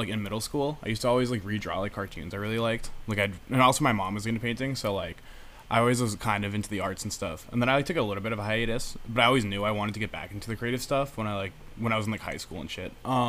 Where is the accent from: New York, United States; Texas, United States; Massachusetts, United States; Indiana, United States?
Massachusetts, United States; Maynard; now in Boston, United States; I'm from Maynard, Massachusetts.